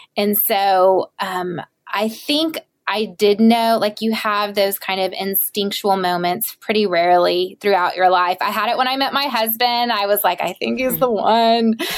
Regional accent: the South, United States; I am from the South and my mom was a stay at home mom

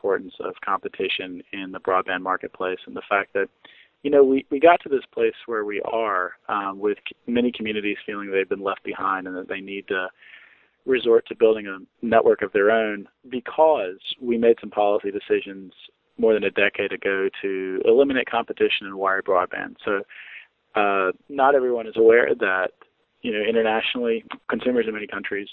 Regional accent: Wilson, North Carolina, United States; Wilson, North Carolina, Greenlight, a municipal broadband network, my hometown

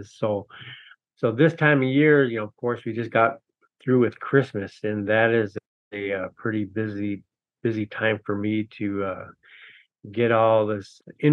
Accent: Minneapolis, Minnesota, United States; moved away as an adult; also born or lived in Red Lake, Minnesota; now in Grand Portage, United States; I grew up in Minneapolis and went to college there, and moved away in about 98

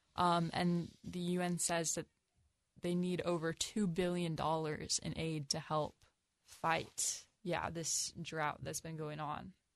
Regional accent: United States

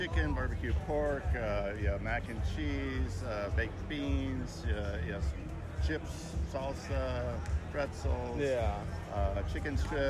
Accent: Brookhaven, Georgia, United States; Brookhaven, class of 83.

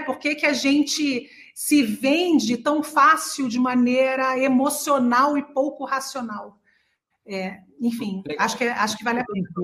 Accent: interior of São Paulo, Brazil; moved away as an adult; also born or lived in Austria; no interior de São Paulo, onde eu nasci, e a minha família inteira fez, todos os meus irmãos fizeram

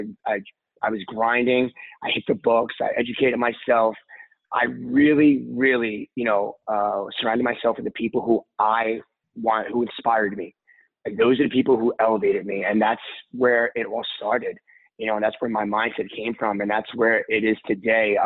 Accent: New York City, New York, United States; I am from Brooklyn, New York

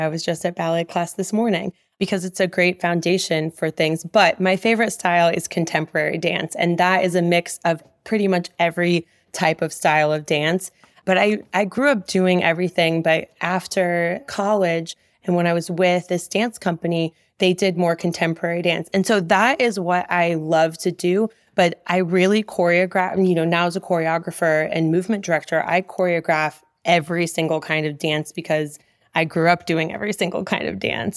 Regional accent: Omaha, Nebraska, United States; moved away as an adult; also born or lived in New York; I grew up in West Omaha, and I spent a majority of that time that I lived in Omaha from ages two to eighteen dancing.

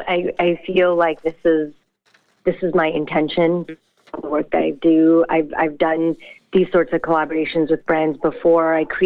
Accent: Brampton, Ontario, Canada; growing up in Brampton, I was surrounded by different fabrics and textiles from all the different communities that live in Brampton.

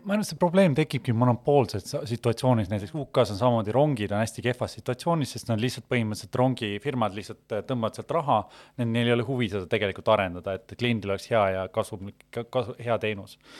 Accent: Estonia; me sündisime ikkagi Eestis

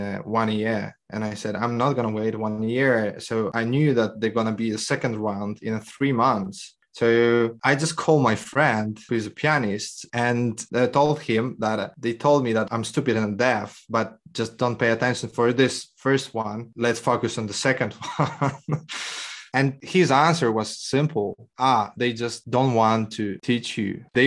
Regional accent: Poland; I'm from Poland

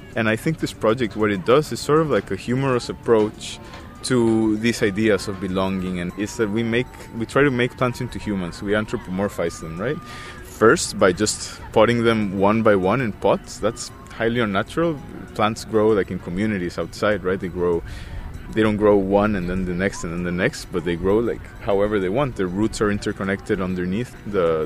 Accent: Costa Rica; now in Victoria, Canada; I am an artist from Costa Rica, and I am currently living in Victoria.

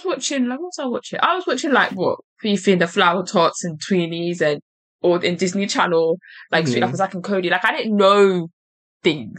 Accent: London, United Kingdom; I'm from London, innit?

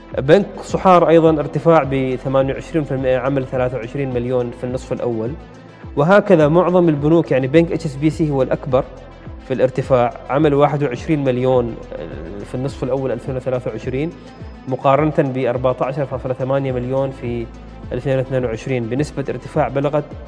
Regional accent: Oman; نحن عندنا في الخليج نتكلم هنا ايضا في السلطنه

